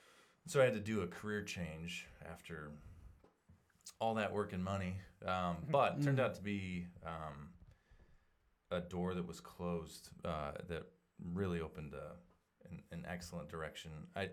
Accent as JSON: {"language": "English", "town": "Portland", "country": "United States", "tie": "born or raised there", "moved": "yes", "lives_now": "Sidney, United States", "said": "I grew up in Portland and homeschooled for the first 6 years of elementary, and then went to public school."}